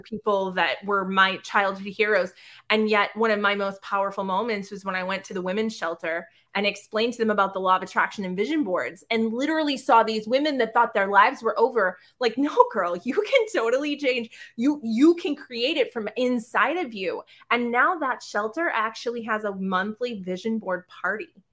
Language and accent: English; South Shore, Massachusetts, United States; also born or lived in Boston; I'm from the South Shore